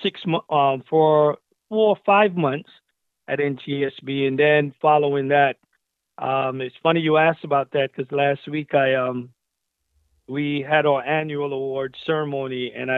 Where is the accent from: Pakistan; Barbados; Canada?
Barbados; moved away; also born or lived in Brooklyn, New York, United States / California, United States; I'm originally from Barbados, and I migrated to Brooklyn, New York with my mother in 1986